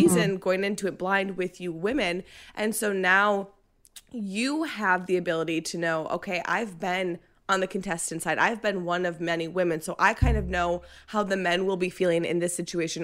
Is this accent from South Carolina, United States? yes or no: no; Minnesota, United States; moved away; I'm from Minnesota. I lived there for twenty-eight years